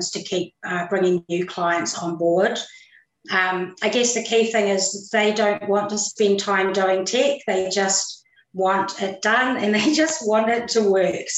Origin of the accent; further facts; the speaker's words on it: New Zealand; I'm actually a Kiwi. I'm from New Zealand.